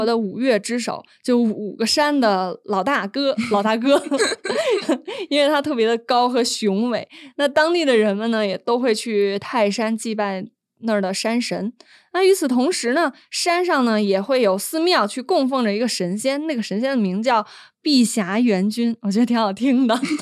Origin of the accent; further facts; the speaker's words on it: Beijing, China; 在我的家乡，就北京门头沟那边儿就有一特别有名儿的叫潭柘寺